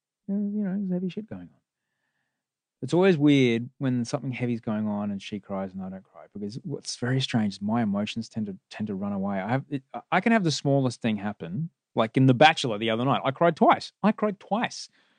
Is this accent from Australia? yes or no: yes; Bronte, New South Wales, Australia; Well, no. My hometown's now Bronte.